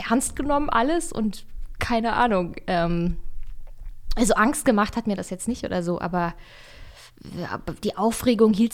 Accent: Bavaria, Germany; accent: Bavarian; gab es auch erst mal zwei Jahre Sprecherziehung am Theater, um mir den bayerischen Dia

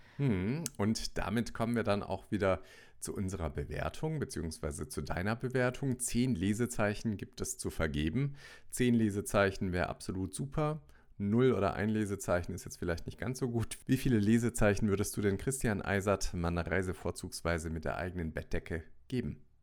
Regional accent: Germany; mein Geburtsland

